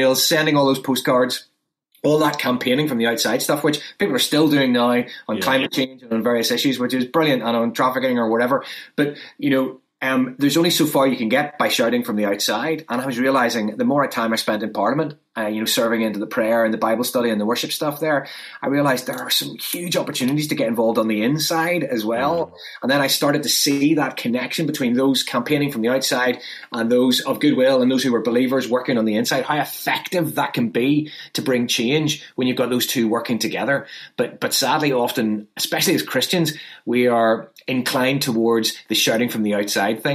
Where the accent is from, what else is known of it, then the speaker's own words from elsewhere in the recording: Northern Ireland, United Kingdom; I come from Northern Ireland, which has its own problems